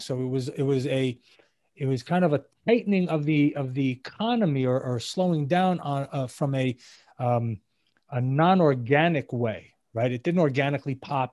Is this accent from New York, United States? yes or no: yes; New York City, New York, United States; moved away as an adult; also born or lived in Israel; now in South Florida, United States; I'm originally from New York City. Uh, I live now in South Florida